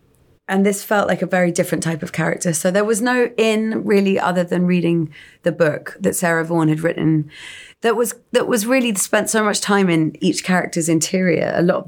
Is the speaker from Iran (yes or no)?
no; England, United Kingdom; that type of woman that I think I've seen, and we've all seen growing up in England.